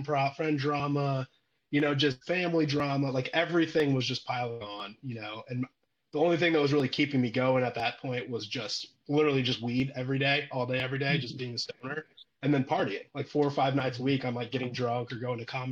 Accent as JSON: {"language": "English", "region": "Illinois", "country": "United States", "tie": "born or raised there", "also_born_or_lived": "California", "moved": "as an adult", "lives_now": "Nashville, United States", "said": "I'm born and raised in Illinois, in a college town"}